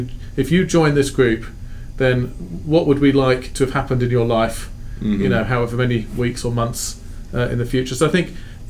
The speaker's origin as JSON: {"language": "English", "town": "Sheffield", "region": "Yorkshire and the Humber", "country": "United Kingdom", "tie": "born or raised there", "also_born_or_lived": "London", "moved": "as an adult", "lives_now": "Fort Wayne, United States", "said": "I was born in London, grew up in a city called Sheffield in northern England."}